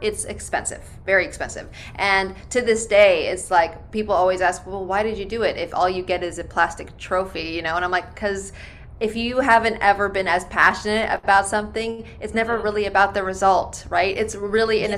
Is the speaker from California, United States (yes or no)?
yes; Bay Area, California, United States; I'm from the Bay Area